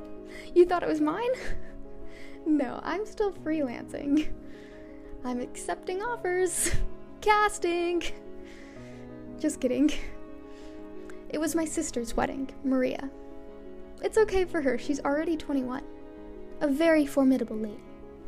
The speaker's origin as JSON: {"language": "English", "town": "Grodno", "region": "Grodno Region", "country": "Belarus", "said": "I'm from Grodno. Grodno is like the west of Belarus. It's kind of like Belarusian Europe. There were Poles there before the war."}